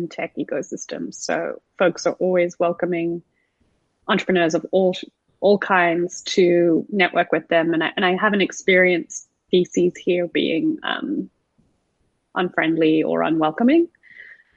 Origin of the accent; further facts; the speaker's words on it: South Africa; also born or lived in Sydney, Australia; now in Los Angeles, United States; Prior to that, I was living in Sydney, Australia, but I'm actually South African born